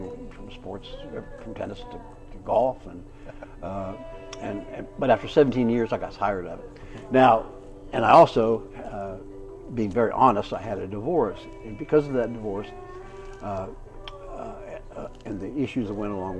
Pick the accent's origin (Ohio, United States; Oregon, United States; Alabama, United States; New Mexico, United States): Ohio, United States; Urbana; born or raised there; also born or lived in Chicago